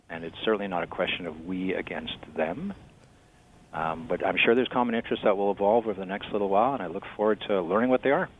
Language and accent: English; Canada; I'm a Canadian and proud of it.